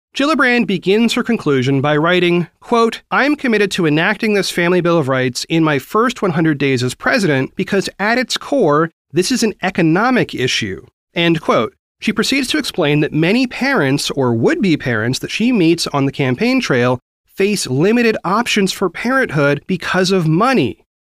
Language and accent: English; Oregon, United States; Oregon, my home state